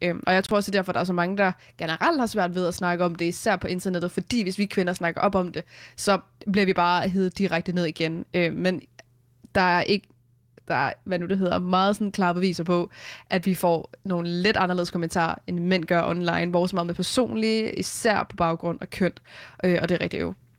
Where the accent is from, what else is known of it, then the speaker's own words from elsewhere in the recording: Vestegnen, Capital Region of Denmark, Denmark; also born or lived in Hørsholm / Taastrup; jeg voksede op i Hørsholm, øh, og så flyttede vi efter mine forældre blev skilt, da jeg var fire, til, øh, Vestegnen, hvor jeg så har boet, og jeg bor her også nu